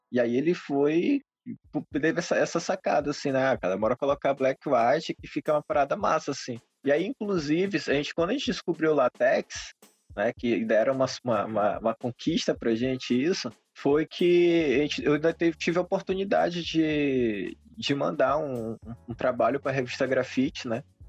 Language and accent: Portuguese; São Luís, Maranhão, Brazil; sou de São Luís do Maranhão